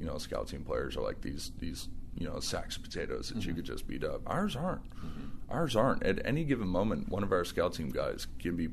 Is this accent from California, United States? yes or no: yes; Sonora, California, United States; moved away as an adult; now in Sacramento, United States; my hometown in Sonora